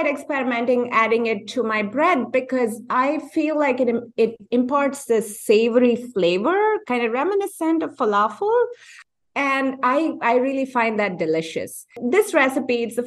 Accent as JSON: {"language": "English", "country": "India", "tie": "born or raised there", "moved": "as an adult", "lives_now": "United States", "said": "growing up in India, and my family has"}